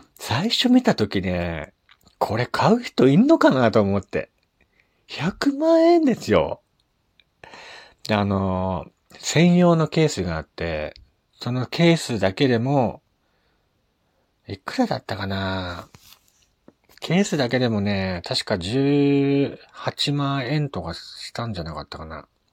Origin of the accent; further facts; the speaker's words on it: Morioka, Iwate, Japan; 地元の盛岡